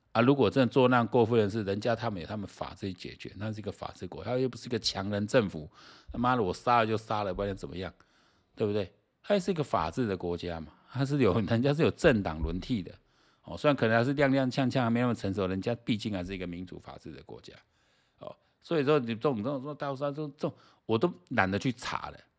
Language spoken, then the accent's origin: Chinese; Taiwan; 像我们台湾这边的话